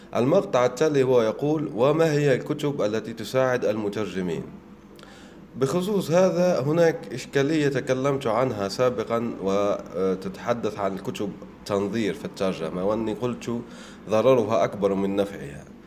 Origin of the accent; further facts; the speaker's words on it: Oued Souf, El Oued Province, Algeria; من بلدتي من وادي سوف